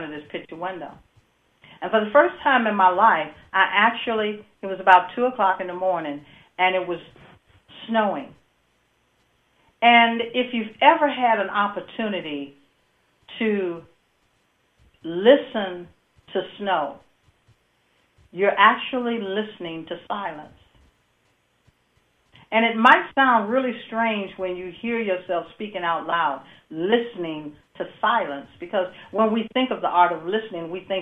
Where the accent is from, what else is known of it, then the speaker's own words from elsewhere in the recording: Midwest, United States; I'm from the Midwest